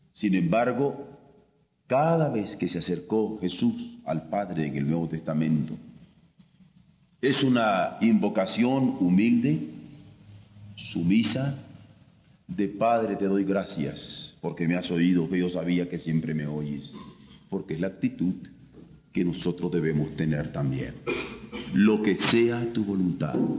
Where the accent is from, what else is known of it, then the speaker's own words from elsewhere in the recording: Mexico; como mexicanos en el grupo Contadora